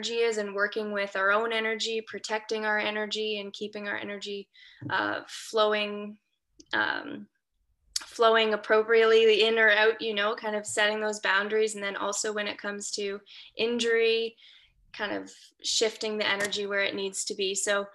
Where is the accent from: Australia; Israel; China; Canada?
Canada; Waterloo, Ontario; now in a few hours north of Toronto, Canada; I'm a Canadian girl from Waterloo, Ontario.